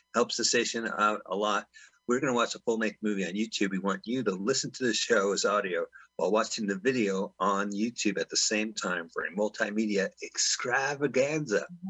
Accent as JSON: {"language": "English", "town": "San Francisco", "region": "California", "country": "United States", "tie": "born or raised there", "moved": "yes", "lives_now": "Los Angeles, United States", "said": "my hometown of San Fran"}